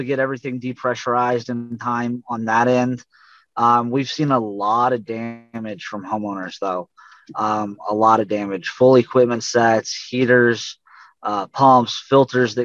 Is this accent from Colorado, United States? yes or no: yes; Colorado, United States; now in Texas, United States; I grew up in Colorado